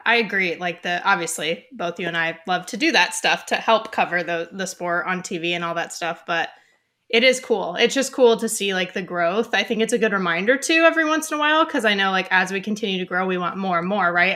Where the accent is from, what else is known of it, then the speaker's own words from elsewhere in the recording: Ventura County, Southern California, United States; I'm from Southern California